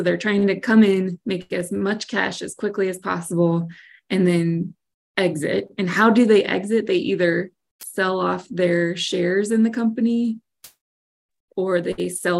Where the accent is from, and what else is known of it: United States